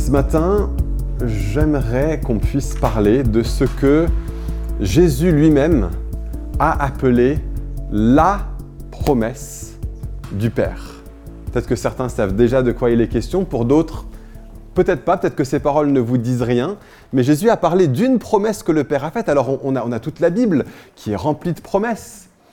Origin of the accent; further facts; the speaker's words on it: France; also born or lived in Versailles / Paris; en tant que Français